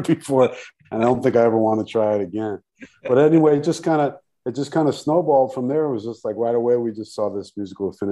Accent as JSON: {"language": "English", "town": "New York City", "region": "New York", "country": "United States", "also_born_or_lived": "Rio de Janeiro, Brazil / Asheville", "moved": "as an adult", "lives_now": "Brazil", "said": "I'm originally from New York City and came down to Brazil, Rio specifically, in 2001"}